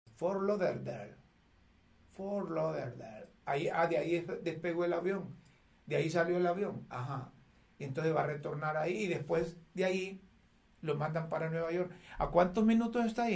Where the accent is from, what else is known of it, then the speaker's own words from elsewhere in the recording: Honduras; no somos todos los hondureños los narcotraficantes